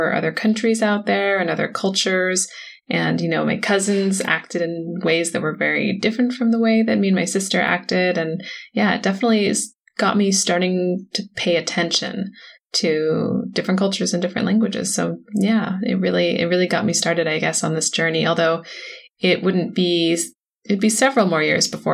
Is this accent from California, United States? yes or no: yes; San Francisco, California, United States; moved away; also born or lived in Korea; I grew up in San Francisco